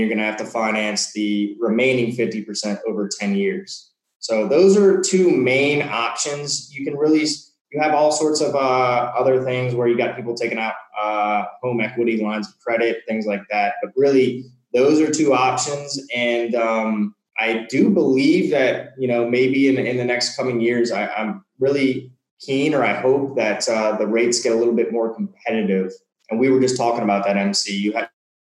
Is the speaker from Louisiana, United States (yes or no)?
yes; New Orleans, Louisiana, United States; moved away as an adult; now in Mexico; I come from New Orleans, which is generally like the bottom five in the United States when it comes to, you know, in a bad way, in crime and things like